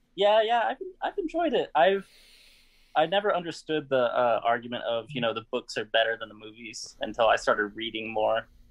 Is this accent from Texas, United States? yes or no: yes; Houston, Texas, United States; I'm from Houston, Texas